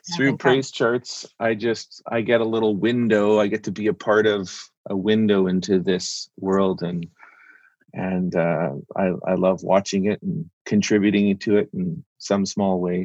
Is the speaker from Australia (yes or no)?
no; Canada; also born or lived in Vancouver; I'm a Canadian.